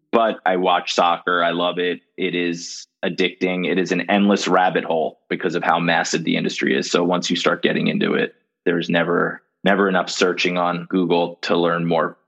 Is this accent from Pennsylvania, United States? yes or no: no; Miami, Florida, United States; moved away as an adult; my hometown, University of Miami